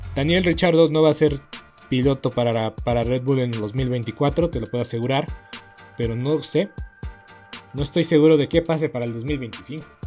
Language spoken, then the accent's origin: Spanish; Mexico; somos mexicanos